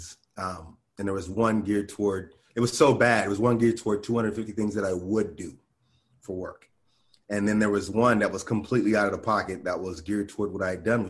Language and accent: English; Santa Monica, California, United States; also born or lived in Conyers, Georgia / Inglewood, California / Miami / Austin; I'm from California, and I'm always going to be in California. This is where I was raised here